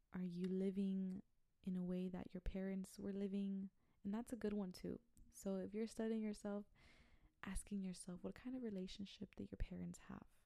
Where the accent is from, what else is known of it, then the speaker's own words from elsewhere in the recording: Brownsville, Texas, United States; I'm from Brownsville, Texas